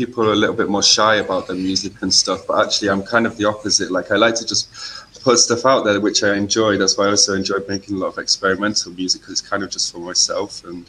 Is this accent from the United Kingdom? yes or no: yes; Macclesfield, North West England, United Kingdom; SK11 is like the postcode from my hometown.